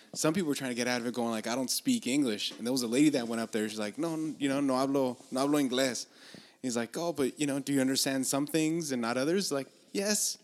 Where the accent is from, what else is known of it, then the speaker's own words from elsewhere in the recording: Los Angeles, California, United States; I'm from Los Angeles